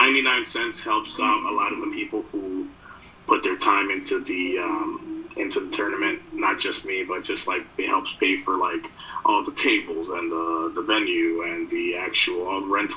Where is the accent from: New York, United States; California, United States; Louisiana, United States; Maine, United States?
New York, United States; New York City; growing up in New York City